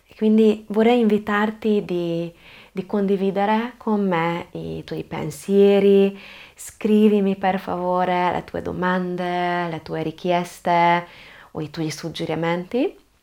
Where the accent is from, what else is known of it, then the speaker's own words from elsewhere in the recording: Budapest, Hungary; Italian is a second language; now in Trieste, Italy; sono ungherese, sono nata e cresciuta a Budapest, ma ormai da tanti anni vivo in Italia, vivo proprio a Trieste